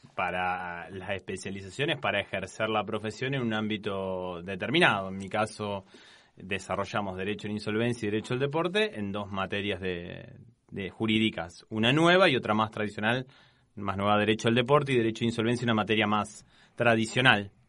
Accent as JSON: {"language": "Spanish", "town": "Casilda", "region": "Santa Fe", "country": "Argentina", "tie": "born or raised there", "moved": "as an adult", "lives_now": "Rosario, Argentina", "said": "terminé la, secundaria ya en Casilda"}